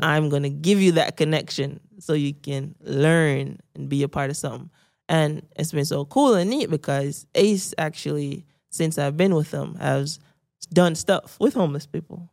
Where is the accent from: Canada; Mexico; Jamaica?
Jamaica; Saint Mary; I grew up in Saint Mary, because I was a middle-class Jamaican